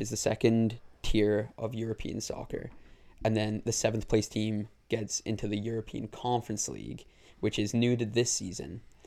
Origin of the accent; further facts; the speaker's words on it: Tamworth, West Midlands, United Kingdom; moved away; I lived in a town near Birmingham called Tamworth.